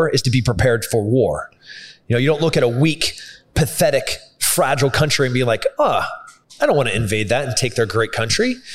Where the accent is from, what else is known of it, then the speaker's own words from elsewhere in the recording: Texas, United States; so as a Texan, you know, as as a Green Beret, as a fighter